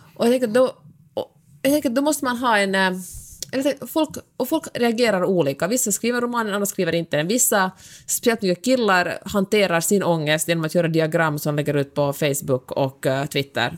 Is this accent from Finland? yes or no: yes; Finland; jag är finlandssvensk